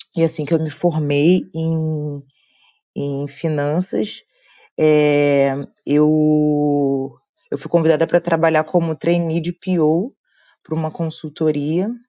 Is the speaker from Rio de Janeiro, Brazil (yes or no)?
yes; Rio de Janeiro, Brazil; eu sou do Rio de Janeiro